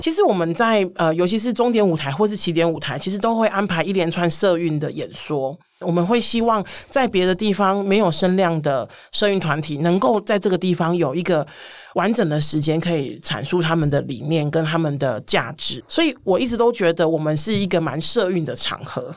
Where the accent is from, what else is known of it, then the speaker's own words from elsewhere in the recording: Kaohsiung, Taiwan; moved away as an adult; also born or lived in Taipei; 我是土生土长的高雄， 甚至那时候我也还没有上台北工作啊，哦，所以我的哦。所有的生活都在高雄